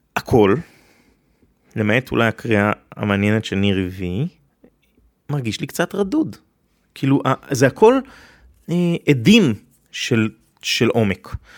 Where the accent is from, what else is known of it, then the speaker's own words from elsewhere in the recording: Israel; אני כישראלי יהודי